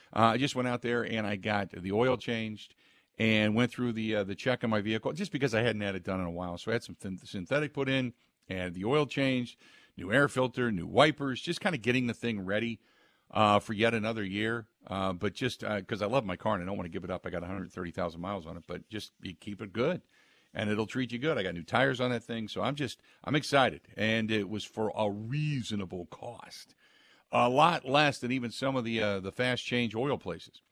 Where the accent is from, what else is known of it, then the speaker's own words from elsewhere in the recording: Cincinnati, Ohio, United States; moved away; I grew up in Cincinnati